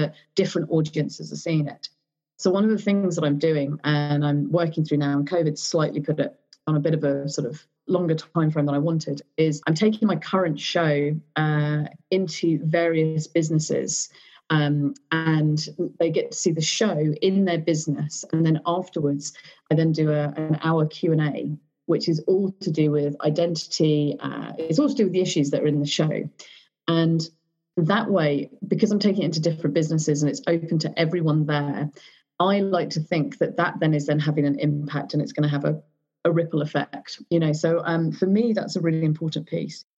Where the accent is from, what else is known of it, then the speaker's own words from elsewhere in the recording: Surrey, South East England, United Kingdom; I'm also really aware of how I sound because I came from Surrey and I did go to a private school